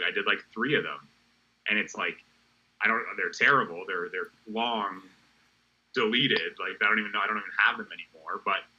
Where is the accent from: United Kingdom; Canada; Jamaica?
Canada; moved away as an adult; now in Florida, United States; Yeah, so I'm Canadian.